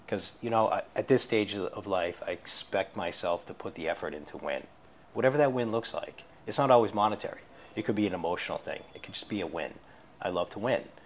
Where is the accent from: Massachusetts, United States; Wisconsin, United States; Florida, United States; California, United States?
Massachusetts, United States; Swampscott; I grew up just outside the city. Uh, I spent, you know, my childhood life, my, my adolescent years, uh, in a town called Swampscott